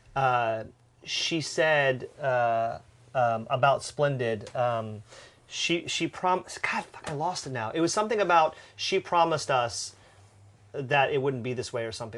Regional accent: United States; as an American

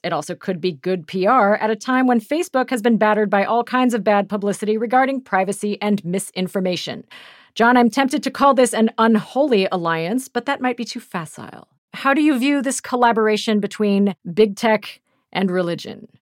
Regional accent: Topeka, Kansas, United States; Methodist church where I grew up in Topeka, Kansas

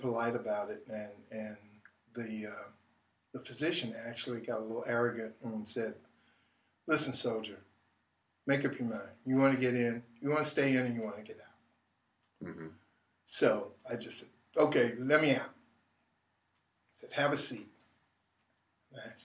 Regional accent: Durham, North Carolina, United States; moved away as an adult; also born or lived in Sacramento / San Francisco / Los Angeles; I was born in Durham, North Carolina.

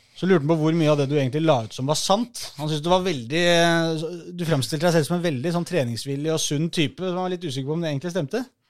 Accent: Oslo, Norway; Jeg er jo fra Mortensrud

